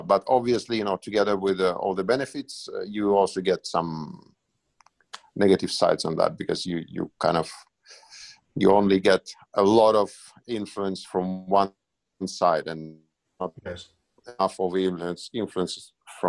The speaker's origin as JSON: {"language": "English", "region": "Moscow", "country": "Russia", "tie": "born or raised there", "also_born_or_lived": "Helsinki", "moved": "yes", "said": "I was born in Moscow"}